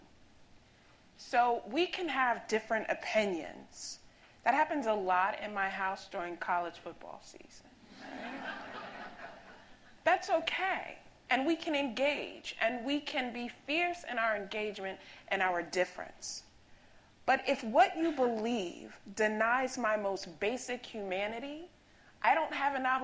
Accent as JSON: {"language": "English", "region": "Virginia", "country": "United States", "tie": "born or raised there", "moved": "yes", "lives_now": "Connecticut, United States", "said": "growing up in Virginia"}